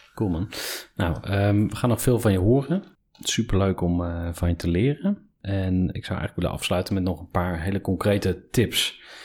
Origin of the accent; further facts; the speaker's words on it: Kampen, Overijssel, Netherlands; also born or lived in Enschede; toen ik vier was, eh, zijn we verhuisd naar Kampen